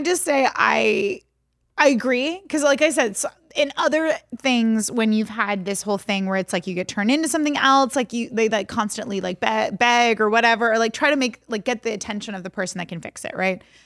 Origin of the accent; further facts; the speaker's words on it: Texas, United States; I'm from Texas